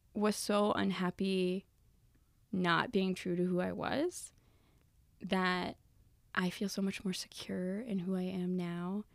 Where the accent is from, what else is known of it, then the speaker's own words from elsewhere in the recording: the South, United States; moved away as an adult; now in Michigan, United States; I actually grew up in the South